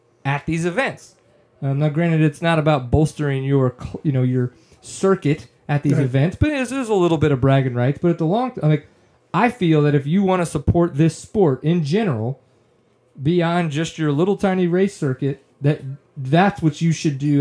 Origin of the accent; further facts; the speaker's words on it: New Orleans, Louisiana, United States; we're from New Orleans